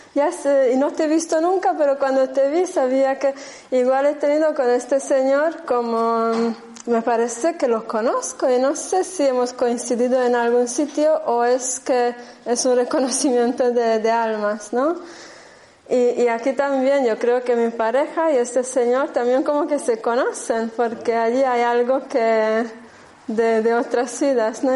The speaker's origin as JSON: {"language": "Spanish", "country": "Germany", "tie": "born or raised there", "also_born_or_lived": "Andalusia", "second_language": "Spanish", "moved": "as an adult", "lives_now": "Spain", "said": "no soy española, soy de raíz rumana húngara, ¿vale? De, corazón y alma más bien húngara, y crecí en Alemania."}